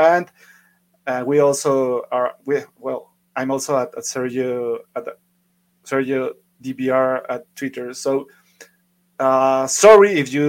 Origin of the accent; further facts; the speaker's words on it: Mexico; English is a second language; I'm from Mexico